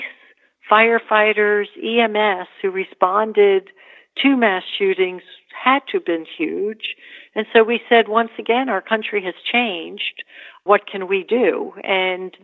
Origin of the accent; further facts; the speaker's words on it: New York, United States; I live in New York. I'm a New Yorker.